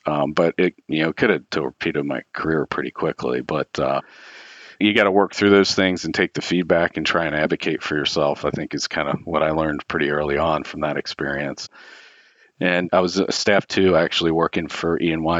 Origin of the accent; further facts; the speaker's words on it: Cincinnati, Ohio, United States; I grew up in Cincinnati and went to the University of Cincinnati, and I lived at home